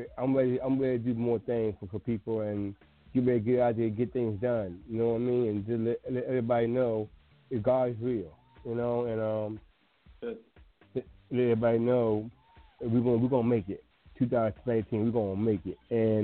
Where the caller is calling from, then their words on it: Washington, District of Columbia, United States; I'm from 202 648-9165 from Washington, D.C.